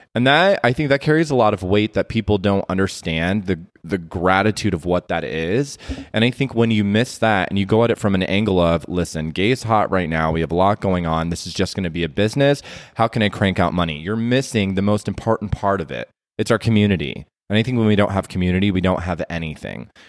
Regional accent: Las Vegas, Nevada, United States; I'm born and raised from Las Vegas, Nevada

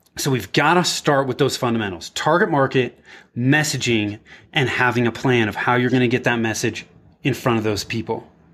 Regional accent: Bay Area, Northern California, United States; moved away as an adult; also born or lived in Denver; I was born and raised in the Bay Area, in Northern California

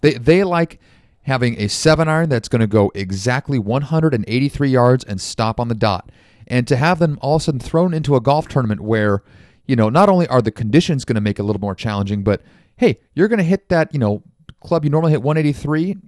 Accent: United States; as Americans

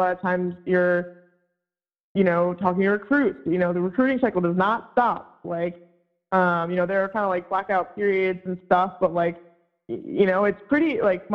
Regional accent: Virginia, United States; moved away as an adult; also born or lived in Vermont; I'm from Virginia.

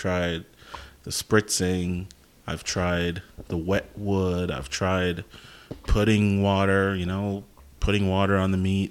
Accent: Jamaica; moved away; I'm Jamaican, grew up in Jamaica, so I grew up watching people make jerk chicken

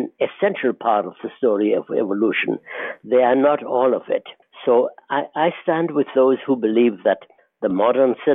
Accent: Israel; moved away as an adult; also born or lived in Germany; now in United States; I grew up in the Middle East and eventually came to the United States in 1947

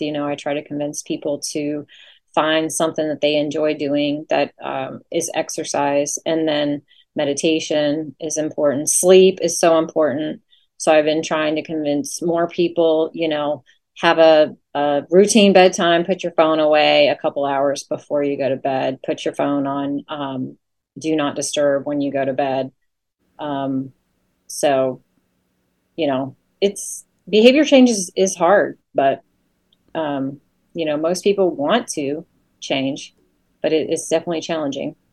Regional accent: Leesburg, Virginia, United States; moved away as an adult; also born or lived in Norfolk, Virginia / La Grange, Kentucky; now in Oldham County, Kentucky, United States; originally I'm from Virginia. I grew up in Loudoun County, Virginia, and um, Leesburg

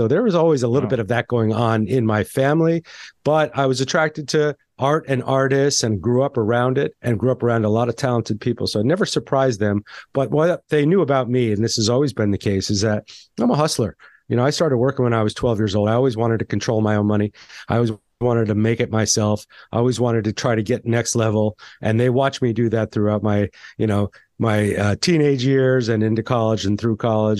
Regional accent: Santa Fe, New Mexico, United States; I grew up in Santa Fe, New Mexico in the restaurant business, but I was surrounded by a lot of art.

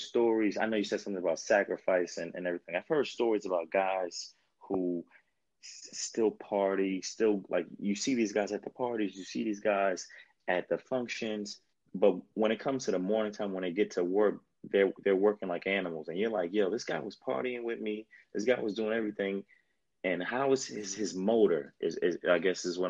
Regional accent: New York City, New York, United States; also born or lived in El Paso, Texas / New Jersey; I was a brat from New York

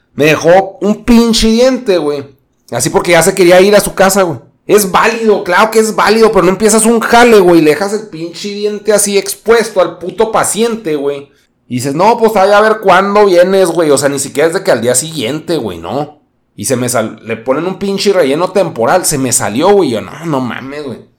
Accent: Mexico; así somos los mexicanos

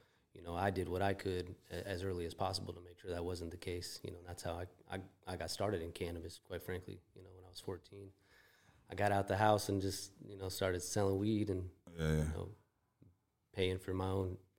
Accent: California, United States; now in Chicago, United States; I grew up in Northern California, but then

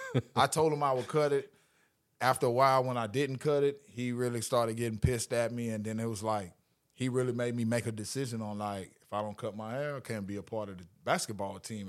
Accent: Orlando, Florida, United States; also born or lived in Louisiana; I was playing here in Orlando, from Orlando, my hometown crowd

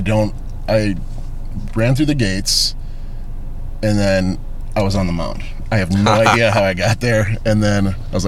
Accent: Cleveland, Ohio, United States; now in Chicago, United States; I'm from Cleveland

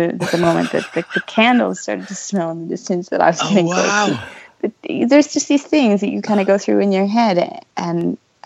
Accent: London, Ontario, Canada; We have a race here close to my hometown, London, Ontario

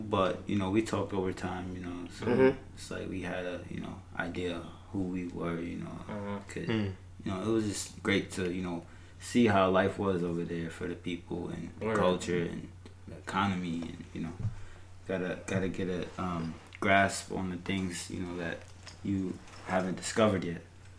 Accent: United States; I was born in America

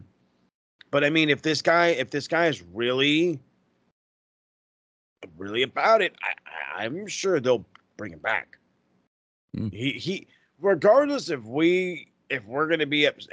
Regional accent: California, United States; as a Cali guy

